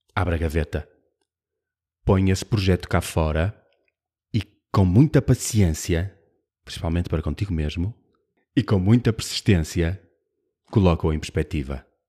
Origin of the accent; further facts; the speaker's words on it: Braga, Norte, Portugal; eu sou de Braga